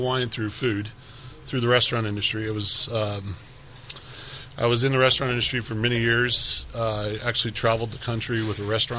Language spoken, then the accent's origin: English; El Paso, Texas, United States; I was born in El Paso, but we ended up meeting in Houston.